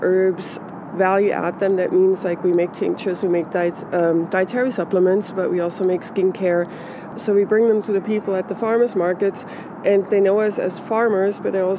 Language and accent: English; Switzerland; now in California, United States; I grew up in Switzerland